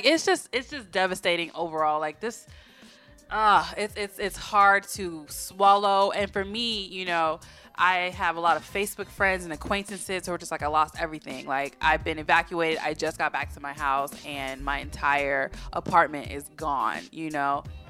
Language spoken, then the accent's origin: English; Florida, United States; moved away; I am from Florida, even though I don't like to claim it, right? And I've been through quite a bit of hurricanes in my life.